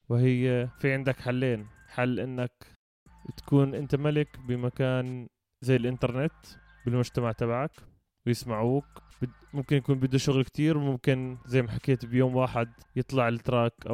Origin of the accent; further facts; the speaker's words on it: Jordan; لانه فكره الميتال عندنا بالاردن او الناس اللي بتعزف ميتال بسموهم عبده شياطين